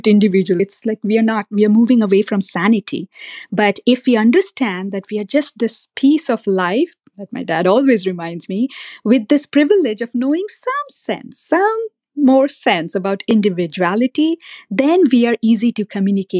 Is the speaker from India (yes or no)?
yes; India; I grew up in India, and my dad is my guru